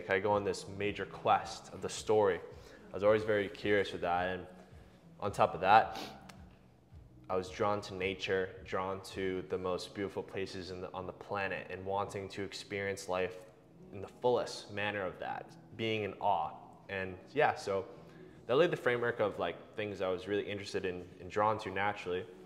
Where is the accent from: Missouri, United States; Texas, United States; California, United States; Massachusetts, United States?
Massachusetts, United States; Boston; I grew up locally in the Boston area